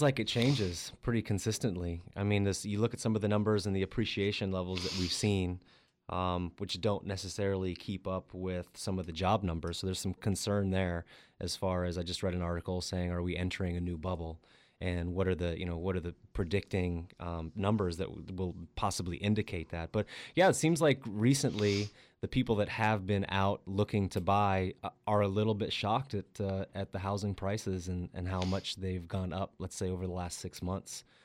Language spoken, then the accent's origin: English; Colorado, United States; now in California, United States; I grew up outside being in Colorado